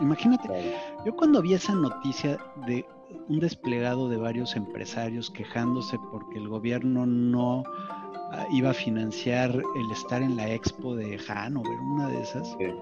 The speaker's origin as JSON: {"language": "Spanish", "country": "Mexico"}